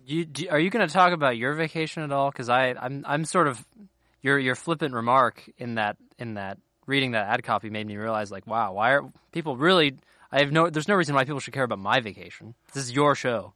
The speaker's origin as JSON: {"language": "English", "area": "a town a little north of Cincinnati", "region": "Ohio", "country": "United States", "tie": "born or raised there", "moved": "yes", "said": "I'm not technically from Cincinnati. I'm from a little, a town a little north of it"}